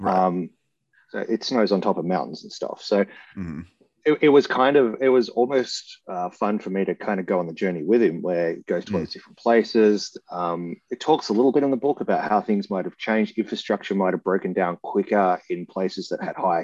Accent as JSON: {"language": "English", "country": "Australia", "said": "as an Australian"}